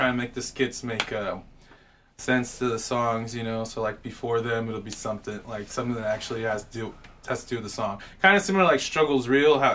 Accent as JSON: {"language": "English", "town": "Carson", "region": "California", "country": "United States", "tie": "born or raised there", "moved": "yes", "lives_now": "Texas, United States", "said": "I grew up in Carson, California."}